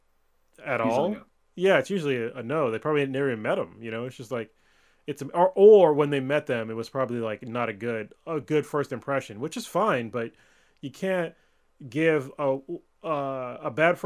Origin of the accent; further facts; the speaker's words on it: Bay Area of California, United States; I grew up in the Bay Area of California, and we had everybody. Everybody is here.